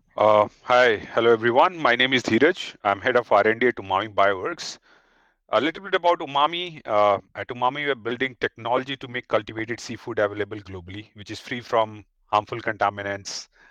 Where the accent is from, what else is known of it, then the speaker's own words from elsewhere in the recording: India; as an Indian